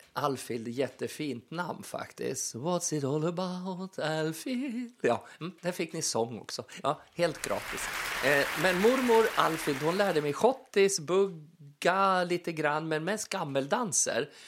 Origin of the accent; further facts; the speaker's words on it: Furuvik, Gävleborg County, Sweden; moved away; hemma i Furuvik egentligen då, där jag växte upp